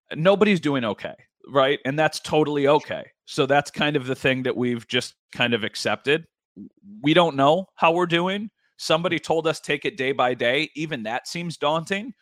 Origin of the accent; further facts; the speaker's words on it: Northtowns, New York, United States; now in Grand Island, United States; I am from the North Downs, okay? Like, I live currently on Grand Island